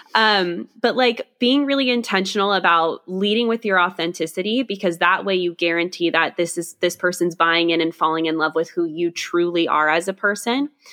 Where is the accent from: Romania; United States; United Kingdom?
United Kingdom; Scotland; I am Scottish